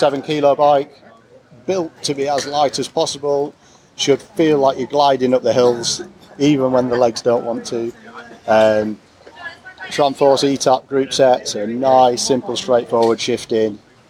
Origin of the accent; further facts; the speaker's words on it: Harrogate, Yorkshire and the Humber, United Kingdom; I'm from Harrogate.